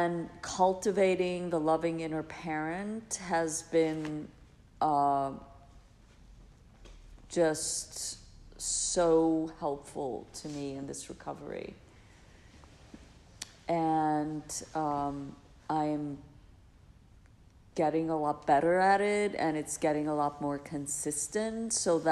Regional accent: Iceland; I grew up in Iceland, so it was like very Scandinavian

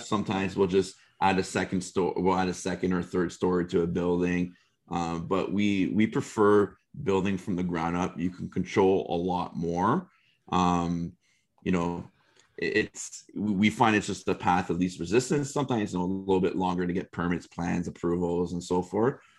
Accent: Canada; as a Canadian

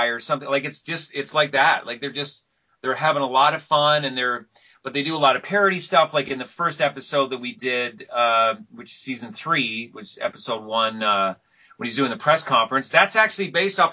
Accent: Vancouver, British Columbia, Canada; I'm glad to be the first Vancouverite actor

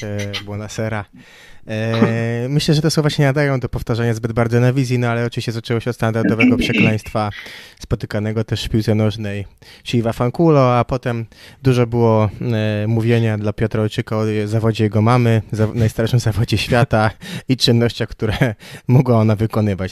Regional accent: Gdańsk, Pomeranian Voivodeship, Poland; pochodzę z Gdańska

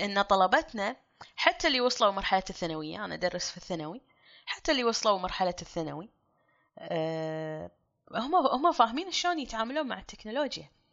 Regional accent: Kuwait; ككويتيين كلنا

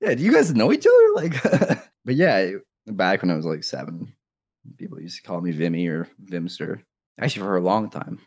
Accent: Canada; I'm from Canada

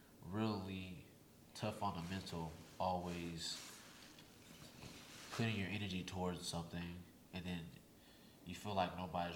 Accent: Sacramento, California, United States; now in Houston, United States; COVID had came and it shut down my hometown, shut down Sacramento.

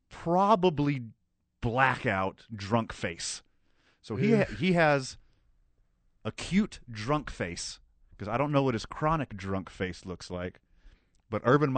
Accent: Houston, Texas, United States; moved away; Houston is my hometown.

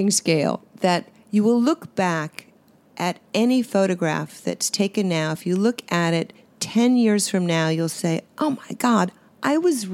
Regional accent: Swampscott, Massachusetts, United States; I grew up in Swampscott, which was an ocean community on the seashore, Swampscott, Marblehead.

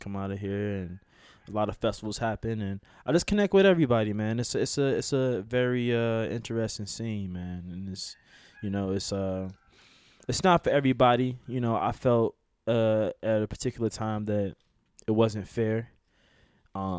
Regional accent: Chicago, Illinois, United States; I'm from Chicago

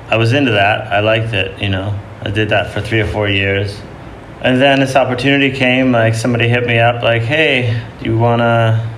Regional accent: Kinderhook, New York, United States; I grew up upstate New York in the Hudson Valley at a place called Kinderhook.

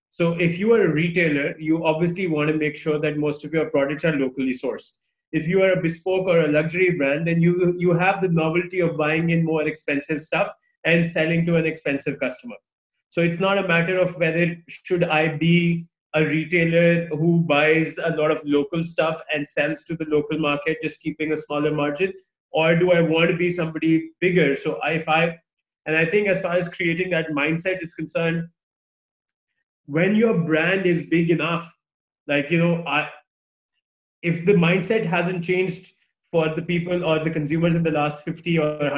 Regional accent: Pakistan; I was born here in Pakistan

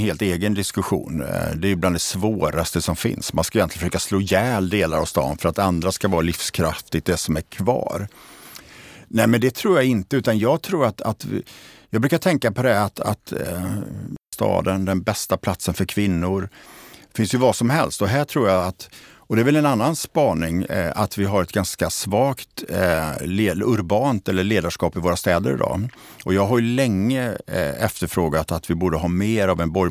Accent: Borås, Västra Götaland, Sweden; Jag är ju eh, född och uppvuxen i Borås eh, som ju har en väldigt positiv och intressant utveckling

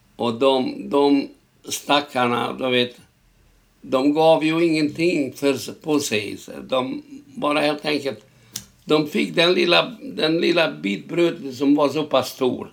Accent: Sighetu Marmației, Maramureș County, Romania; Swedish is a second language; now in Stockholm, Sweden; Jag föddes 1926. 1926, då var den delen Rumänien.

